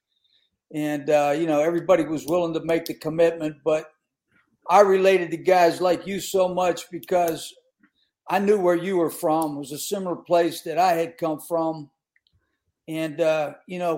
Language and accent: English; Western Pennsylvania, United States; moved away; I grew up in Western PA